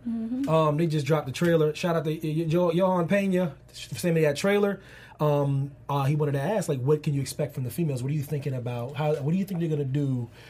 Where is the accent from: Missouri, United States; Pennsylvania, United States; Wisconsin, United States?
Pennsylvania, United States; Carlisle